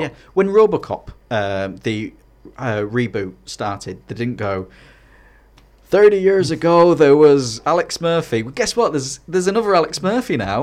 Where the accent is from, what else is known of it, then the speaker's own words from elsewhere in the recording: Hartlepool, North East England, United Kingdom; also born or lived in Scarborough; now in Middlesbrough, United Kingdom; I'm actually from Harley Pool.